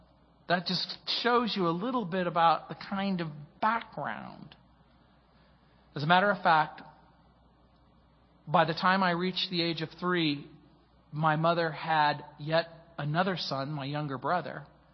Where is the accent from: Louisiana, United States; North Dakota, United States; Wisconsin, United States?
Louisiana, United States; New Orleans; born there; I was born in New Orleans, Louisiana.